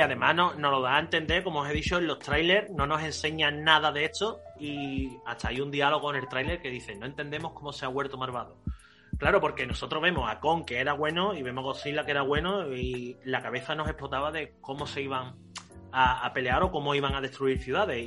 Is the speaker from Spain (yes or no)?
yes; Spain; somos malos españoles